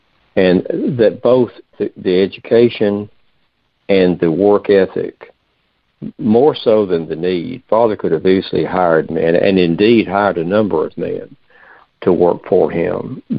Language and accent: English; United States; where I was born on the Ohio River is Mason and Dixon's line. I grew up in just about, if you look at a map, the southernmost part of the northern half of our country at that time.